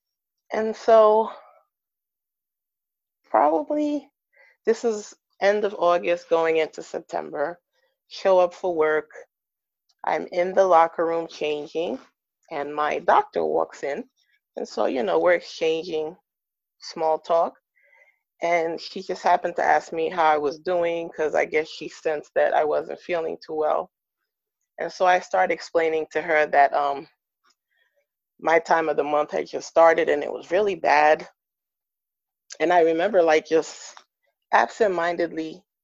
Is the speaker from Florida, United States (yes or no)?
no; New York, United States; moved away as an adult; also born or lived in West Coast; I'm originally from New York, and we were moving out to the West Coast